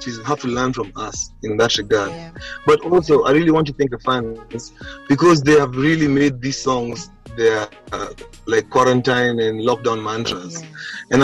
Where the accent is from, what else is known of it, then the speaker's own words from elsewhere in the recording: Kenya; We're from Kenya